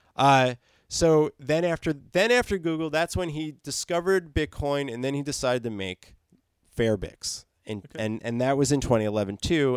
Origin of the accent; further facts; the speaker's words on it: New Jersey, United States; New Jersey, my hometown